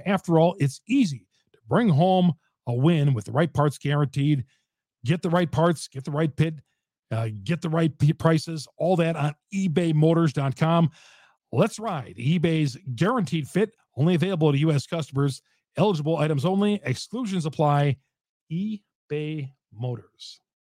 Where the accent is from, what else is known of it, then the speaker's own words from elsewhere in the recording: Greendale, Wisconsin, United States; I went to Greendale, my hometown